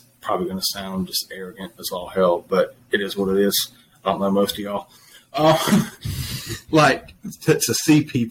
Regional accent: Flat Creek, South Carolina, United States; I grew up in Flat Creek, South Carolina

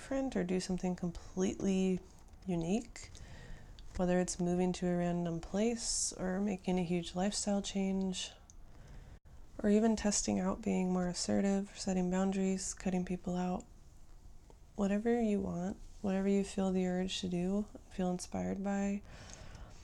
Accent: United States; as an American

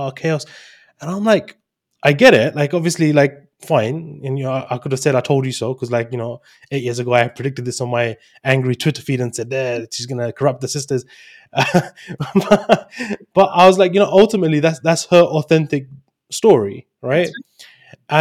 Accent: London, United Kingdom; I'm from London

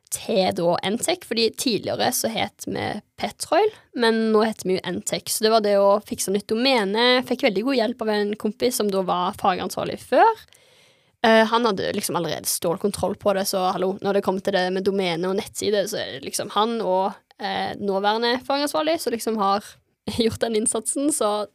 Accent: Stavanger, Rogaland, Norway; jeg ble ikke værende i hjembyen min

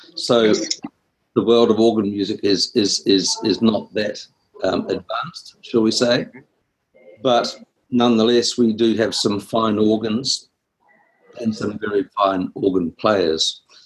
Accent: Wellington, New Zealand; I'm from uh, Wellington in New Zealand.

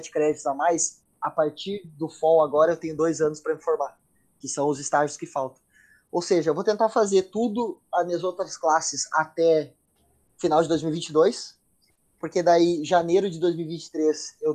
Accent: Brazil; now in United States; Eu vim do Brasil, moro no, no, nos Estados Unidos, a minha família mora em Portugal, meus pais se mudaram para Portugal

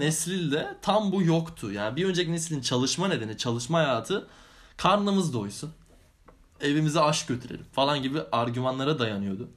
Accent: Anatolia, Turkey; moved away as an adult; Anadolu'da da büyüdük.

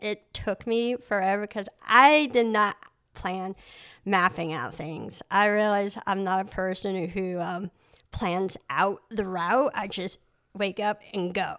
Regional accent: Surry, Maine, United States; also born or lived in Cambodia / Boston; I grew up in Surrey, Maine.

